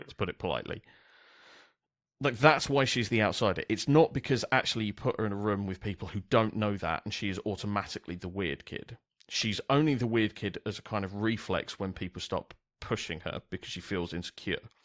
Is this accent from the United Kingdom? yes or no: yes; London, United Kingdom; I grew up in South East London